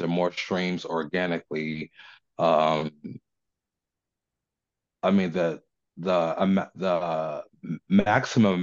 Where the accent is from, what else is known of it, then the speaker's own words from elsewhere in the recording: New Jersey, United States; now in Richmond, United States; Living down here in Richmond, even though I'm from New Jersey